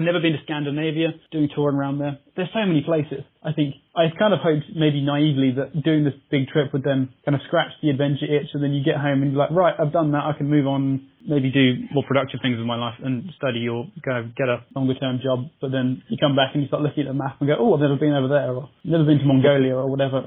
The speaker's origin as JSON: {"language": "English", "area": "Surrey", "region": "South East England", "country": "United Kingdom", "said": "I'm 25 from Surrey in England"}